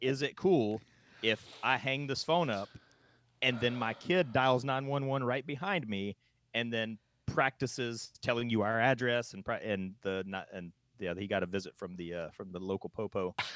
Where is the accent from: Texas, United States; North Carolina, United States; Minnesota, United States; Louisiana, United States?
North Carolina, United States; moved away; where I grew up in North Carolina